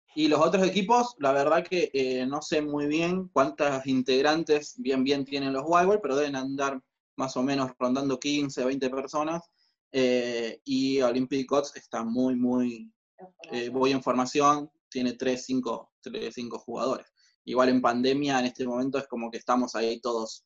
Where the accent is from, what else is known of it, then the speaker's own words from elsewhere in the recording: Rosario, Santa Fe, Argentina; nosotros somos de Rosario